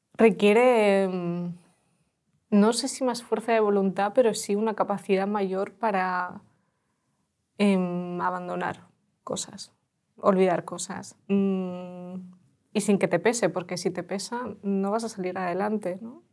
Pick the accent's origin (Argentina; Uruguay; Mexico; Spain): Spain; Los Alcázares, Region of Murcia; Spanish is a second language; also born or lived in Tokmak, Ukraine; Los Alcázares, es un pueblo de Murcia